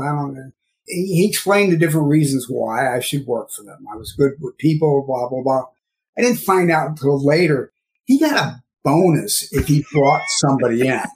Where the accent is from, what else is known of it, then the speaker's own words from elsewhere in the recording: St. Louis, Missouri, United States; now in New York, United States; I'm originally from St. Louis, Missouri, what they call the suburbs out in the West County area